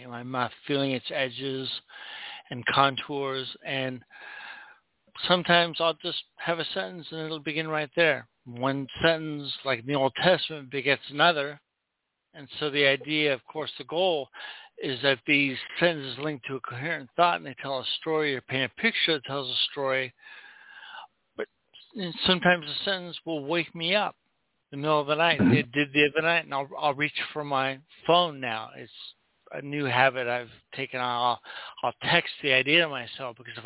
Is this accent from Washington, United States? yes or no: no; Southern California, United States; also born or lived in Oregon; I grew up in Southern California, but every summer, the whole summer, I would go up to Oregon and stay with my grandparents